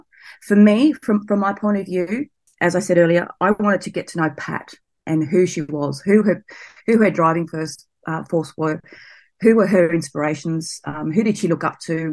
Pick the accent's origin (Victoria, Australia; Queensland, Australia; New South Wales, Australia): New South Wales, Australia; Sydney; I grew up near Blacktown out at Western Sydney